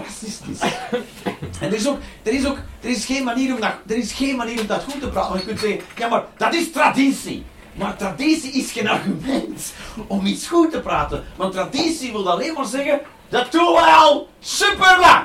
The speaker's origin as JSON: {"language": "Dutch", "region": "Flanders", "country": "Belgium"}